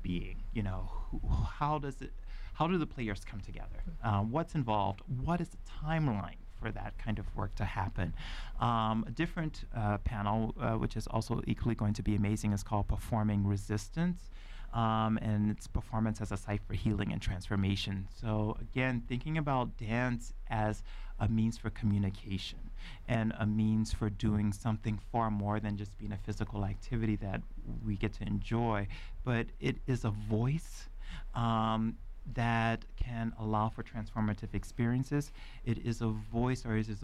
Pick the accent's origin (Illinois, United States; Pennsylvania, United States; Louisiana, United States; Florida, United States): Louisiana, United States; Lafayette; moved away; my Creole cultural background and growing up in Lafayette, Louisiana